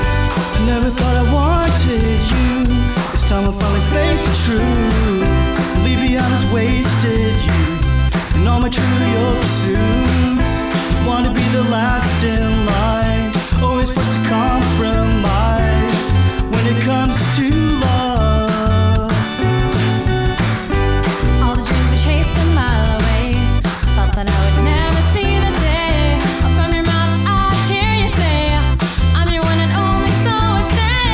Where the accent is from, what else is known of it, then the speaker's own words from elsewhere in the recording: Houston, Texas, United States; moved away; I'm from Houston. I still have connections there